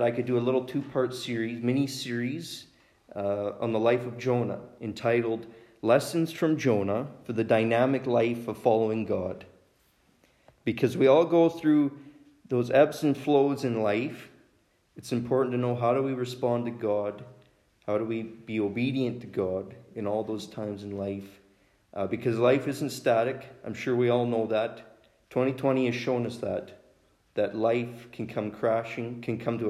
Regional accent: Saskatchewan, Canada; I'm from Oakla, Saskatchewan. Don't hold that against me that I'm from Saskatchewan.

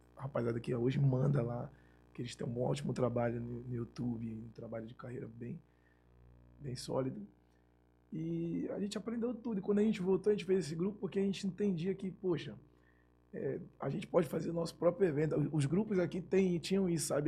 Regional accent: Belém, Pará, Brazil; moved away as an adult; now in Rio de Janeiro, Brazil; Eu sou natural de Belém do Pará. Sou paraense

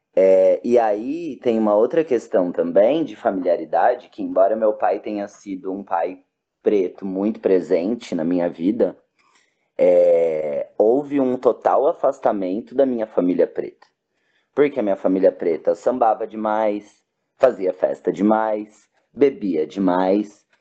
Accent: interior of São Paulo, Brazil; moved away; also born or lived in Cianorte / Maringá / Santa Catarina; Eu nasci em São Paulo, capital, e fui para o interior de São Paulo quando era bem criança

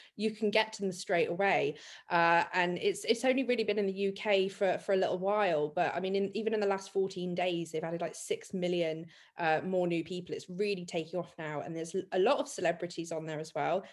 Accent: Dorset, South West England, United Kingdom; I'm from Dorset

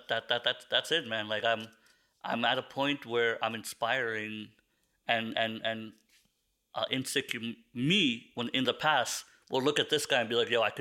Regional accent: Philippines; I'm Filipino.

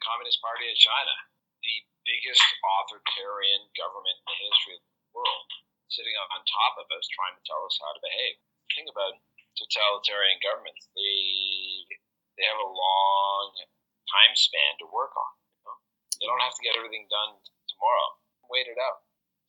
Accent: Canada; now in Hong Kong; I come from Canada. A lot of Canadians get very misty-eyed about the territory

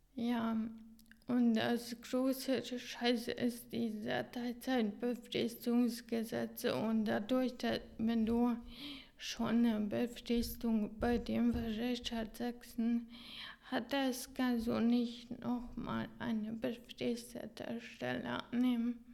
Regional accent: Hungary; German is a second language; moved away as an adult; in Ungarn äh, in meiner Geburtsland

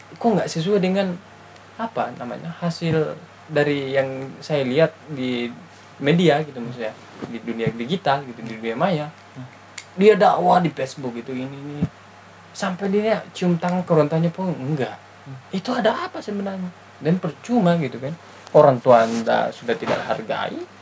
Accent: Bugis Makassar, South Sulawesi, Indonesia; now in Bandung, Indonesia; kita orang Bugis Makassar

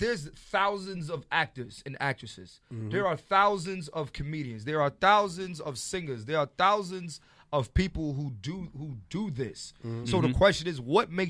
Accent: Philadelphia, Pennsylvania, United States; I'm from Philly

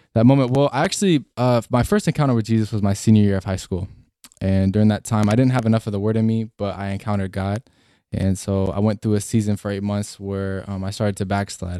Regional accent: Washington, United States; I grew up in Washington State

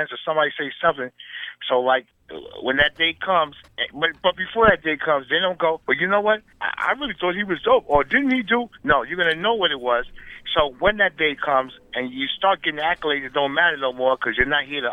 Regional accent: New York City, New York, United States; I come from the Bronx, you know, uptown though

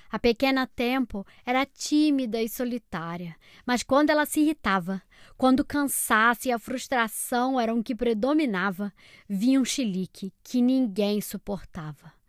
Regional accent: Salvador, Bahia, Brazil; tenho seis anos, sou de Salvador, Bahia.

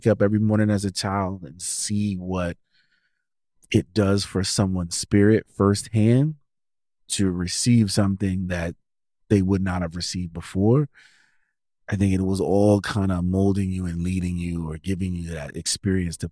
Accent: New York City, New York, United States; moved away as an adult; also born or lived in Sioux City, Iowa; I'm originally from New York City

